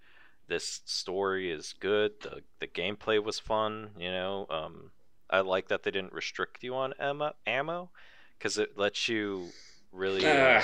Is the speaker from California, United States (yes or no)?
yes; California, United States; we're from California.